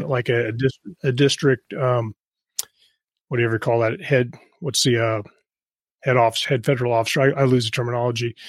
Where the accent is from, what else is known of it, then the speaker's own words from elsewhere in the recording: Kansas, United States; moved away as an adult; also born or lived in Los Angeles; I was from Kansas